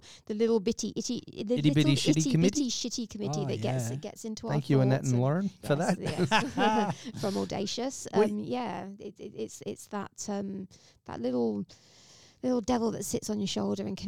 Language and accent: English; England, United Kingdom; moved away; I'm English